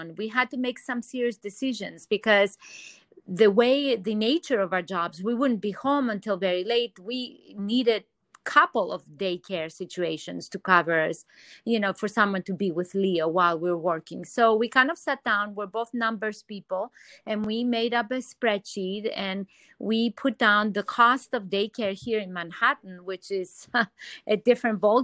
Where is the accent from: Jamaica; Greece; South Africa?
Greece; Athens, Attica; moved away; also born or lived in New York City; I'm originally from Athens, Greece, and seeing the sun is huge for me, you know, growing up in such a sunny environment.